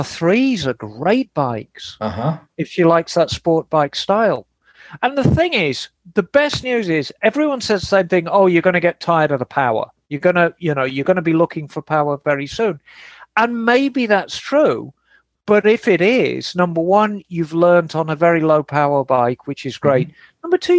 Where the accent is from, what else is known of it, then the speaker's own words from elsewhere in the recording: Glasgow, Scotland, United Kingdom; accent: Glaswegian; I'm a Scotsman from Glasgow, if you like to be precise with the accent, as I know Bagel does.